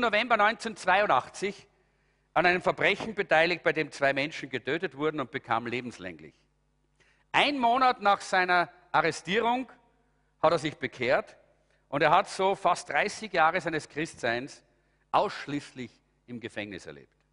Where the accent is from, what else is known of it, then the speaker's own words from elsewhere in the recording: Austria; bei uns in Europa oder in Österreich